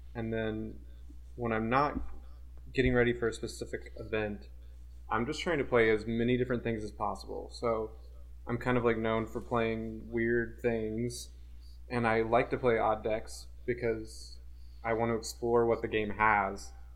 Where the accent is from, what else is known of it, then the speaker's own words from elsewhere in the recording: Portland, United States; I'm from Portland